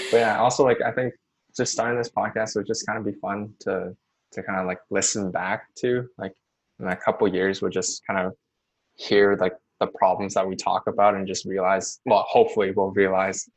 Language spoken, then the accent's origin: English; Vancouver, British Columbia, Canada; we're both from Vancouver